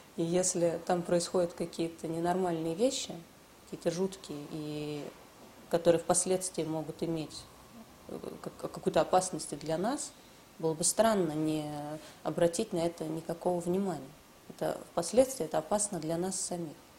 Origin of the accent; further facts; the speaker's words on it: Russia; Лично я, я родилась в России. Я здесь выросла